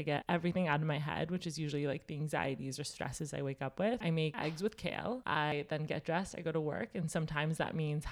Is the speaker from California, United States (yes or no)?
yes; Los Angeles, California, United States; I grew up in the San Fernando Valley